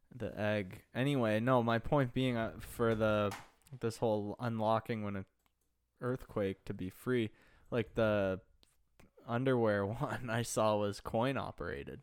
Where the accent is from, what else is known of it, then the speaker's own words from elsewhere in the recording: Pickering, Ontario, Canada; my hometown of Pickering, Ontario